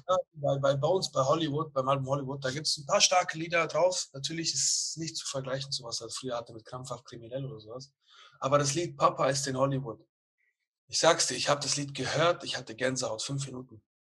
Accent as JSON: {"language": "German", "town": "Bietigheim", "region": "Baden-Württemberg", "country": "Germany", "said": "ich komme aus Bietigheim."}